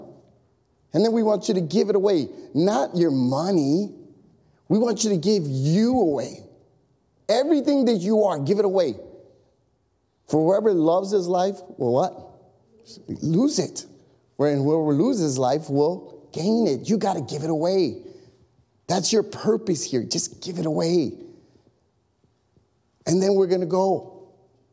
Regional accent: Chicago, Illinois, United States; I grew up in Chicago.

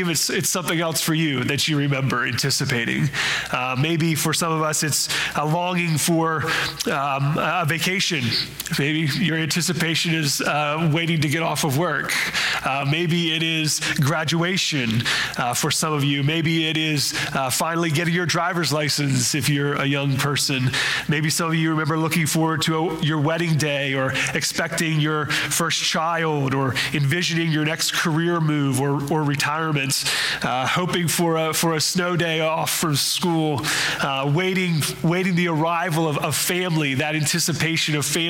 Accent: western Maryland, United States; moved away; My hometown was in Maryland.

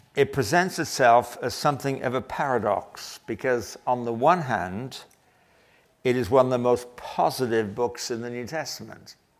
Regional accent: England, United Kingdom; I'm English.

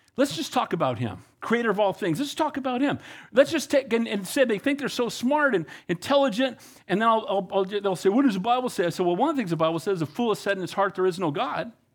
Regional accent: Costa Mesa, California, United States; also born or lived in Wilmington, California; I grew up in Calvary Costa Mesa as a kid after getting saved at First Baptist Church in Wilmington. We moved to Orange County.

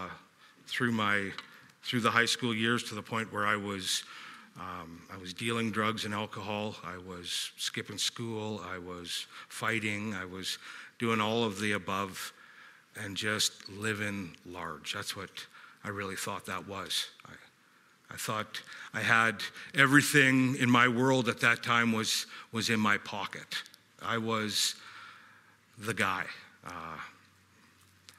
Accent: West Kelowna, British Columbia, Canada; also born or lived in Calgary, Alberta; I was born in Calgary and moved out here at the age of 4 years old. I'm 47 right now, into Glen Rosa. So I've been in West Kelowna my whole life

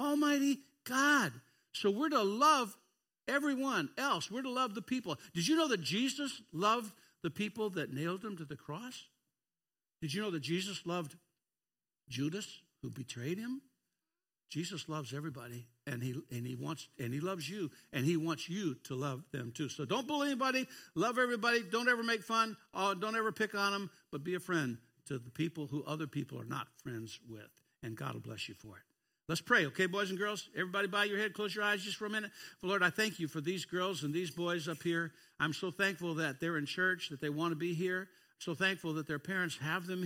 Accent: Kentucky, United States; I'm from a foreign nation called Kentucky

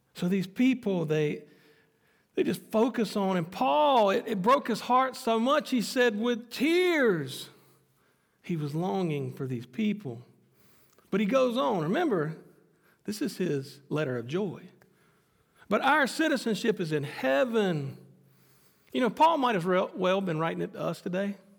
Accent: United States; Renee and I being American citizens

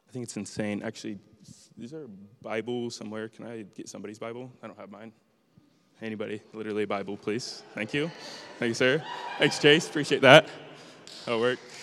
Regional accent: Marysville, Ohio, United States; I was born in Marysville Prison

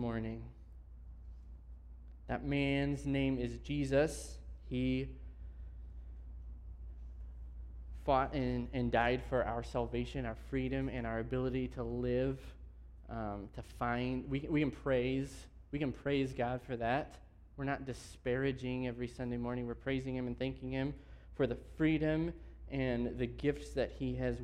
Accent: United States; being an American

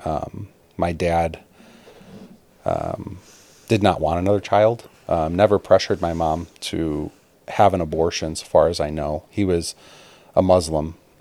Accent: Chicago, Illinois, United States; moved away as an adult; I grew up outside of Chicago in the suburbs

